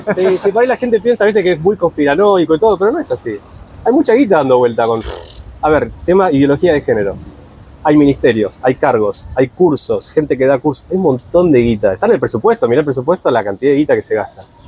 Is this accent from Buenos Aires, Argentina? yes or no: yes; Buenos Aires, Argentina; Capital Federal, de donde soy yo